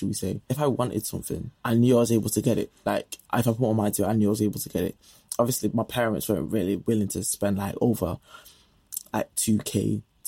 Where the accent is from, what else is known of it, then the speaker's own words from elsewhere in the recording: Manchester, North West England, United Kingdom; accent: Manc; my Manny accent